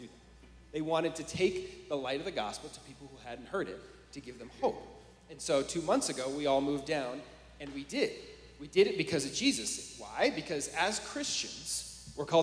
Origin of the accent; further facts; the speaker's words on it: San Francisco, California, United States; I'm from the Bay Area, California, like San Francisco